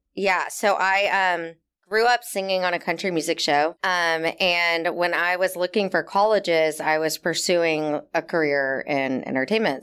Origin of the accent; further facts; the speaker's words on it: Texas, United States; moved away as an adult; now in New York, United States; I had a pretty stereotypical Texas upbringing